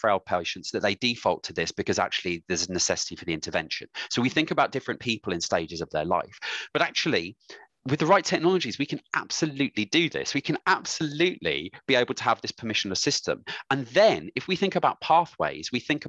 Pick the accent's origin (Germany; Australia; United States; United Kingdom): United Kingdom; Bromsgrove, West Midlands; I'm from Bromsgrove